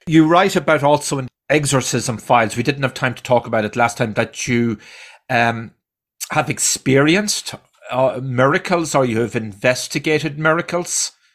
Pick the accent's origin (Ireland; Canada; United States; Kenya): Ireland; moved away; I grew up in Ireland